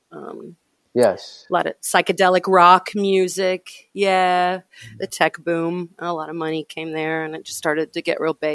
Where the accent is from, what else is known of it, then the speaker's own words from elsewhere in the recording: Louisville, Kentucky, United States; also born or lived in Indianapolis / Houston / Austin; No, uh, I was born in Indianapolis and I was raised in Louisville before my family moved to Houston and then to Austin.